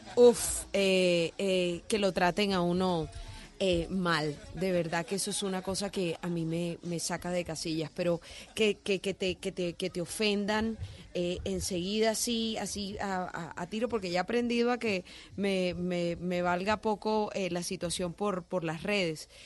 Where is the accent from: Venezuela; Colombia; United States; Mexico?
Colombia; Barranquilla, Atlántico; nosotros somos de Barranquilla